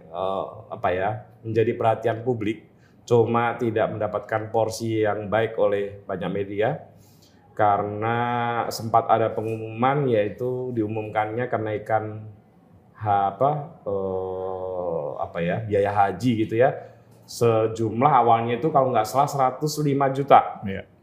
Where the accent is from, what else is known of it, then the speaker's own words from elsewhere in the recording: South Jakarta, Jakarta, Indonesia; Tapi saya asli anak Jakarta ah. dan asli anak Jaksel.